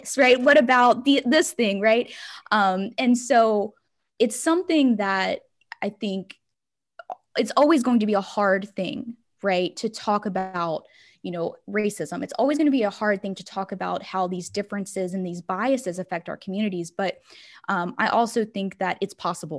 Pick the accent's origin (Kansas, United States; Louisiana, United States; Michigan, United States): Louisiana, United States; Livingston Parish; now in Baton Rouge, United States; I am from Livingston Parish. I am from I live in Baton Rouge, but I grew up in Livingston Parish